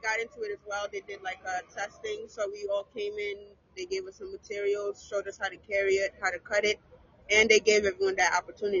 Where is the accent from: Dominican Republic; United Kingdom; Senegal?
Senegal; also born or lived in United States; now in Brooklyn, United States; I was born here. I was raised in Senegal.